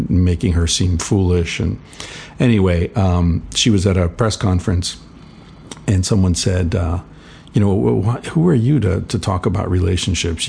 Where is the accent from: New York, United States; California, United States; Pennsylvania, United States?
Pennsylvania, United States; Pittsburgh; I grew up around Pittsburgh, smokestacks and burning rivers